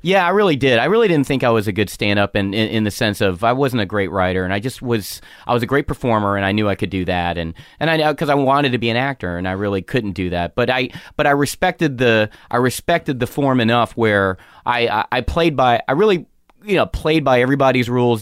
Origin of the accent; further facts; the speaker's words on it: North Carolina, United States; moved away as an adult; I'm a small Asian kid with anger issues growing up in North Carolina